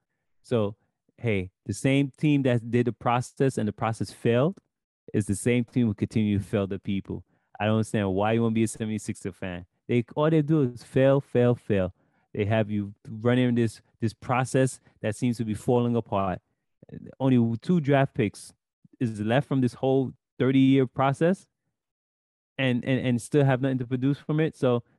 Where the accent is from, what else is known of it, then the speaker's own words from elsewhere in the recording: New York City, New York, United States; I'm from Brooklyn.